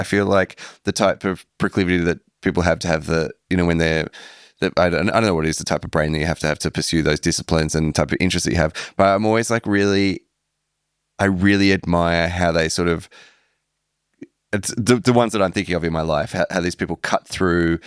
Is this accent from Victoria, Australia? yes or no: yes; Melbourne, Victoria, Australia; moved away; growing up in Melbourne, I didn't have a sense that it was cool there at all